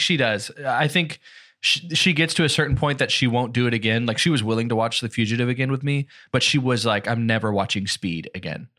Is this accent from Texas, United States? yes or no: yes; Texas, United States; we are Texan